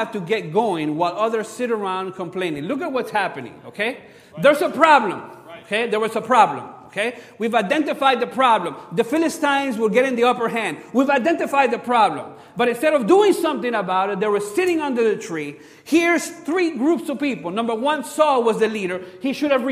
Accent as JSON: {"language": "English", "country": "Cuba", "tie": "born or raised there", "moved": "yes", "said": "I'm from Cuba. We grew up playing baseball."}